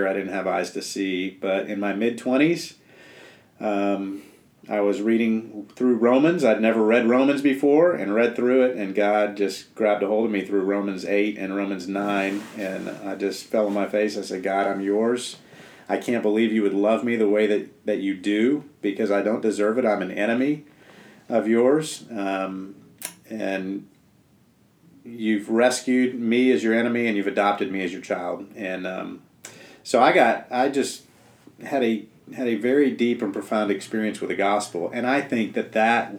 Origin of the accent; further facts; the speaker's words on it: South Florida, United States; moved away as an adult; I grew up in South Florida in the PCA